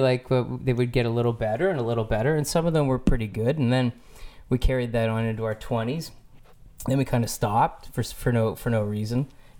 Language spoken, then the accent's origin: English; Orillia, Ontario, Canada; now in Toronto, Canada; I grew up in Orillia, Ontario, Canada, outside of Rama.